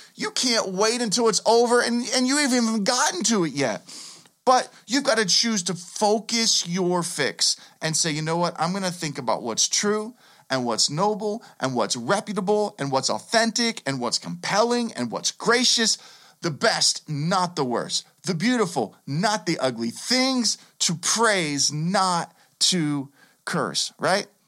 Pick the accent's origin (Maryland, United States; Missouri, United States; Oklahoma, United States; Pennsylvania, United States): Pennsylvania, United States; Pittsburgh; I grew up here in Pittsburgh.